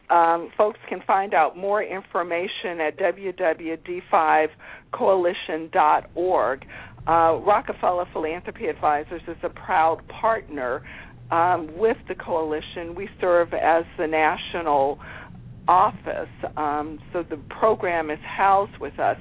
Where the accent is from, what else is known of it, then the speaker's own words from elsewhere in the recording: Alexandria, Virginia, United States; I grew up in Alexandria, Virginia, outside of Washington, D.C., before it was a tourist destination